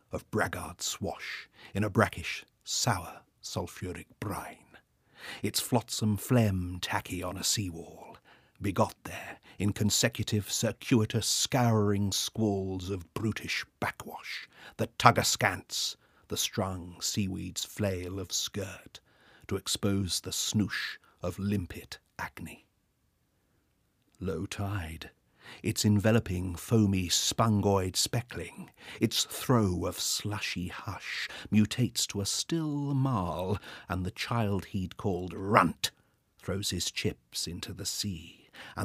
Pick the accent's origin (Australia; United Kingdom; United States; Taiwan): United Kingdom; Swanage, South West England; moved away as an adult; I was living and working in Swanage, my hometown.